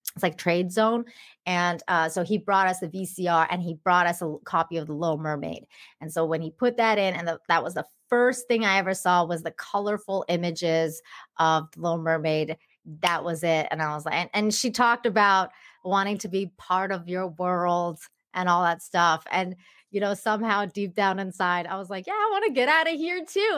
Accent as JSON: {"language": "English", "town": "Langley", "region": "British Columbia", "country": "Canada", "tie": "born or raised there", "also_born_or_lived": "Tehran, Iran", "second_language": "English", "moved": "as an adult", "lives_now": "Cancun, Mexico"}